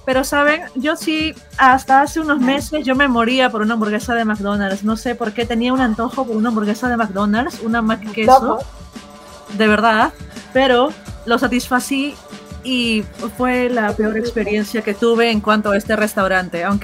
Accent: Peru; Como peruanas hemos comido pollo pues casi un montón de fines de semana

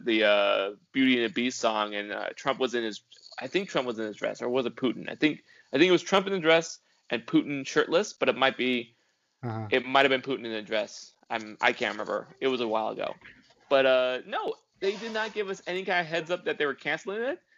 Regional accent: California, United States; I'm Californian

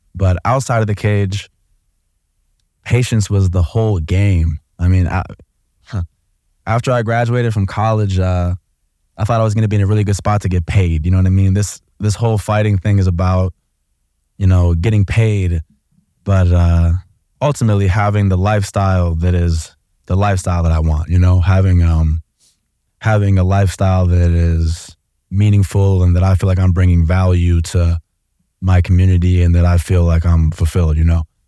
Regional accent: Oak Park, Illinois, United States; moved away as an adult; also born or lived in Columbus, Ohio; I grew up in an area of Chicago called Oak Park, so it's the first suburb off

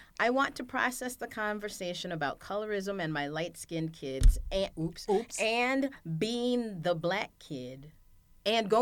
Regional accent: Phoenix, Illinois, United States; It's called Phoenix. It's a village. It's not a town. It is a village, and it is between Harvey and South Holland

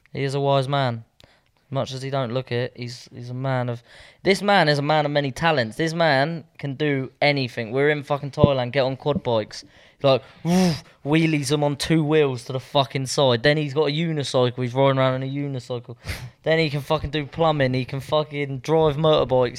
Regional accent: Southampton, South East England, United Kingdom; moved away as an adult; I feel like I've left Southampton.

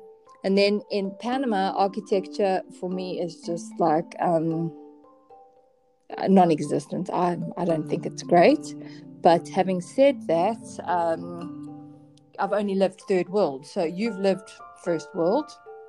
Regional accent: South Africa; moved away; from South Africa.

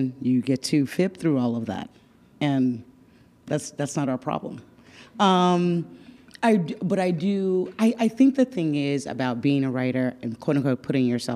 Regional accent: Dallas, Texas, United States; moved away as an adult; now in New York, United States; I am from Dallas

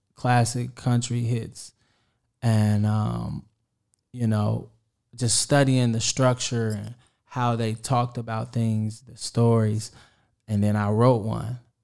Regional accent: Kansas City, Kansas, United States; I'm from Kansas City, Kansas

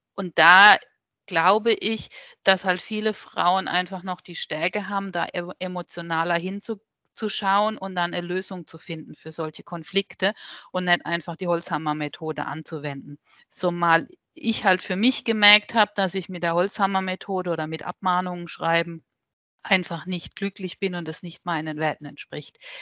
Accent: Neckarbischofsheim, Baden-Württemberg, Germany; Mosbach ist von meinem Heimatort hier nur 20 Minuten weg

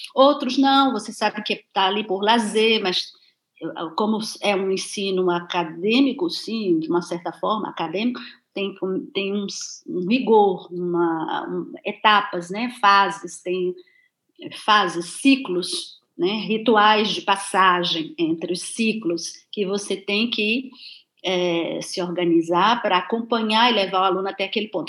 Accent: Cachoeira, Bahia, Brazil; moved away as an adult; eu nasci em Cachoeira

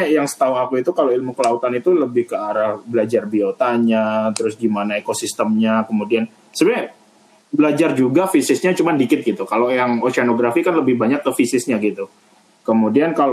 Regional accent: Java, Indonesia; Aku wong Jawa aslinya.

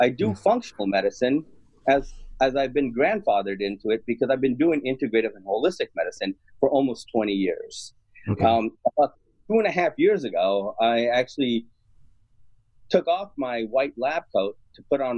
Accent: New York City, New York, United States; I was born in Jackson Heights in New York City, a very ethnically, culturally, racially, linguistically diverse community

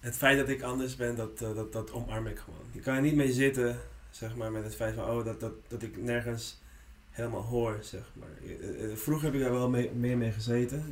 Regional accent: Netherlands; first language Spanish; Dutch is a second language; also born or lived in Lima, Peru / Friesland; now in Amsterdam, Netherlands; ik ben hier gewoon opgegroeid

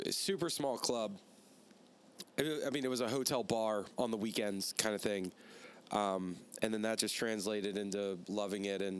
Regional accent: Richmond, Virginia, United States; moved away as an adult; now in Raleigh, United States; I'm from Richmond, Virginia.

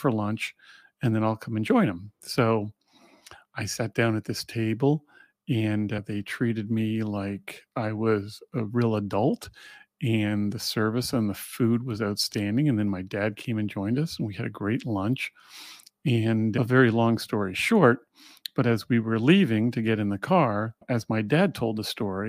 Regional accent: Montreal, Quebec, Canada; Growing up in Montreal

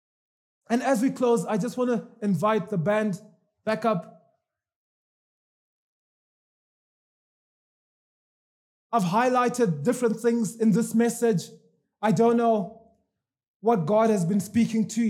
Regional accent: Zimbabwe; moved away; I'm from Zimbabwe

